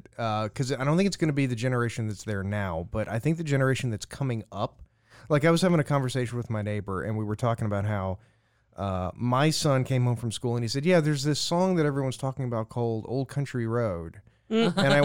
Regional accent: Louisiana, United States; also born or lived in Florida; I'm from Louisiana

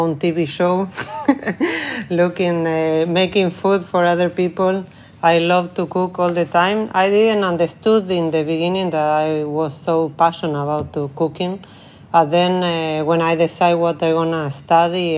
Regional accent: Argentina; English is a second language; moved away as an adult; also born or lived in Spain / Italy / Dubai; now in Stockholm, Sweden; I'm from Argentina.

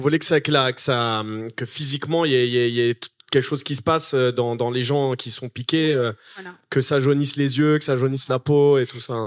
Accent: Noisy-le-Grand, Île-de-France, France; j'ai grandi à Noisy-le-Grand

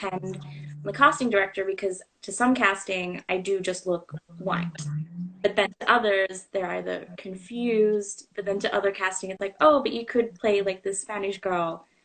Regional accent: Australia; moved away as an adult; also born or lived in New York; now in Vancouver, Canada; I am Australian, so I like to call myself an Australian actress, but I'm based in Vancouver, BC for now

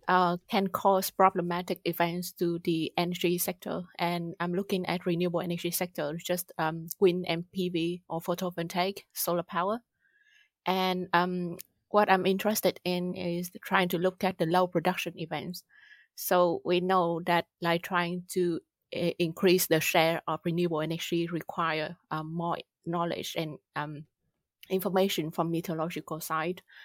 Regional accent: Vietnam; moved away as an adult; also born or lived in United Kingdom; now in Germany; I grew up in Vietnam, did my bachelor there

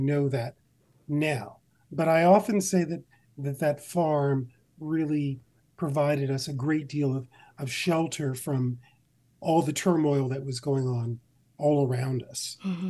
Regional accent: Mount Olive, United States; I grew up on an 80-acre farm outside of the town of Mount Olive. So it was kind of our own little world.

